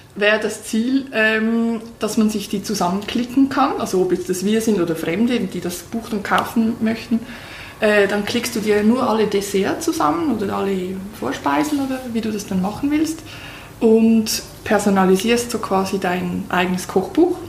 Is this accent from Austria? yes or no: no; Switzerland; für uns Schweizer